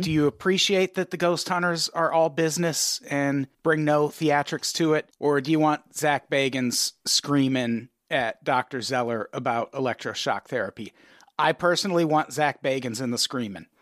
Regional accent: Peoria, Illinois, United States; growing up in Peoria

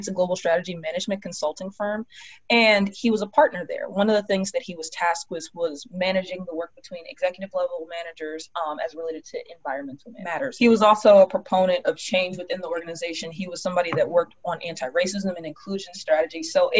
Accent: Prince George's County, Maryland, United States; I'm from Prince George's County. I'm from the DC area. This is still Chocolate City.

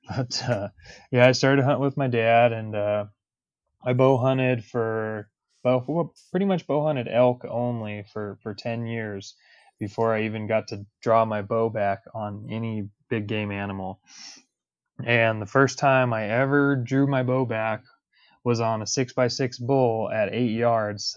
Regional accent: Denver, Colorado, United States; I'm, I'm a Denver native. I was born and raised in Colorado

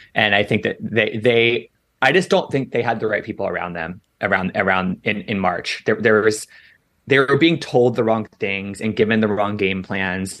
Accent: Washington, District of Columbia, United States; moved away; my hometown

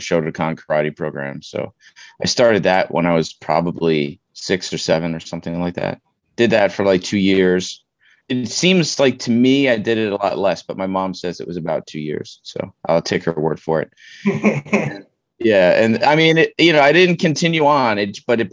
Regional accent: New York City, New York, United States; I'm born and raised in Queens, New York, never lived anywhere else

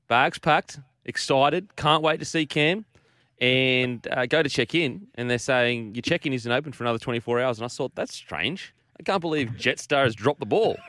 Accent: Queensland, Australia; as a Queenslander and an mm. Australian

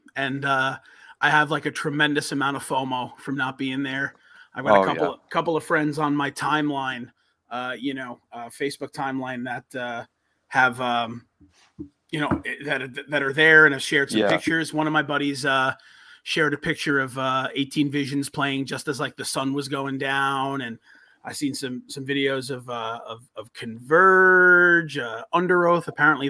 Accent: Orlando, Florida, United States; I'm from Orlando.

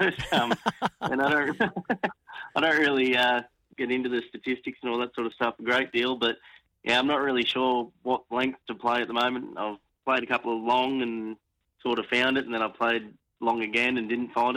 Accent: Ballina, New South Wales, Australia; moved away; also born or lived in Warilla, New South Wales; I'm originally from Ballina

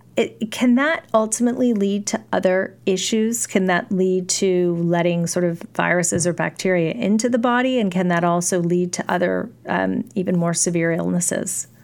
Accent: California, United States; I grew up in California

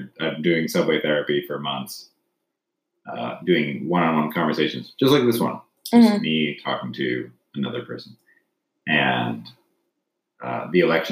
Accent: Gilroy, California, United States; moved away; also born or lived in Seoul, South Korea; I grew up in Gilroy, California

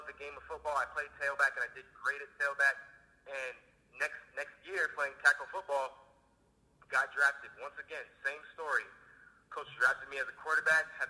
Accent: Corona, California, United States; also born or lived in Los Angeles; So I've always been a Southern California kid. I grew up in Corona. I was born in L.A., moved out here when I was about 2 years old.

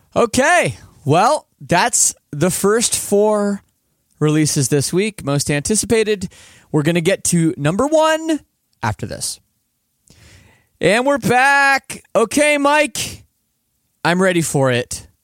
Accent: Canada; as a Canadian

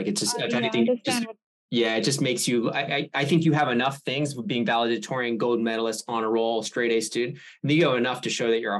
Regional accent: Andover, Massachusetts, United States; Yeah, I'm from Andover. Do you know Andover?

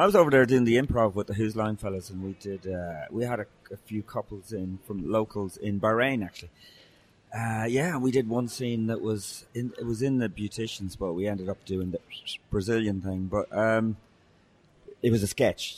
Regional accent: Ireland; I was cursing away like you are as an Irish person

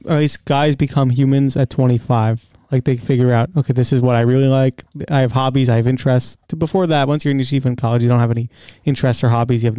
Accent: Cedarhurst, New York, United States; I grew up in Cedarhurst. I went to yeshiva here.

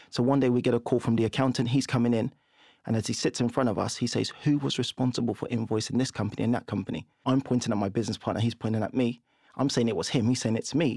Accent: London, United Kingdom; also born or lived in Nigeria; we grew up in Camberwell, and we had a two-bed flat. We moved from Nigeria.

